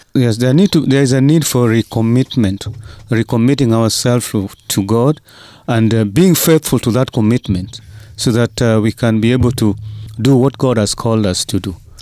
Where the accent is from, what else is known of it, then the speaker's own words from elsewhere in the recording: Kenya; as Kenyan pastors